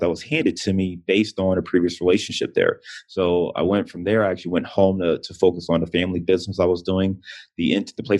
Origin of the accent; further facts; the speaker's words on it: Cleveland, Ohio, United States; moved away as an adult; also born or lived in Detroit / Chicago; now in Cincinnati, United States; Cleveland is, I'm born and raised in Cleveland. I live in Cincinnati, but Cleveland is where my heart is.